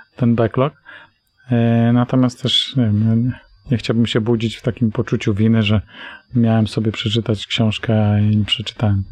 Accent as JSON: {"language": "Polish", "area": "Tricity", "region": "Pomeranian Voivodeship", "country": "Poland", "said": "Oba jesteśmy z Trójmiasta"}